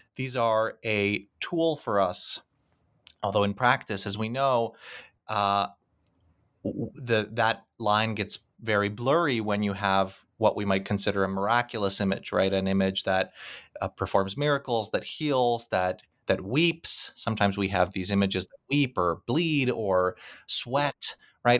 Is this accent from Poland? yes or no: yes; Krakow, Lesser Poland, Poland; moved away; Krakow, which happens to be my hometown